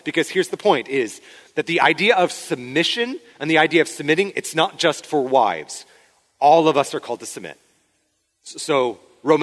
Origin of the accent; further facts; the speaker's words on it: Spokane, Washington, United States; moved away; a church where I grew up in Spokane